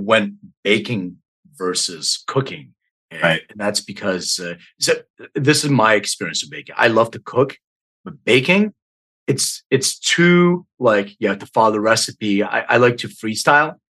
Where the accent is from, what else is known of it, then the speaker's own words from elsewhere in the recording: Philadelphia, Pennsylvania, United States; also born or lived in Bucks County, Pennsylvania; I grew up in Northeast Philly